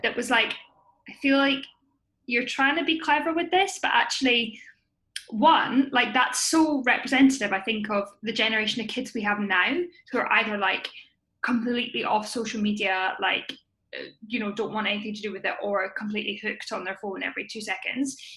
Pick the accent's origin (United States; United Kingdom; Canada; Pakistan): United Kingdom; Scotland; I am a Scottish actor, writer, and producer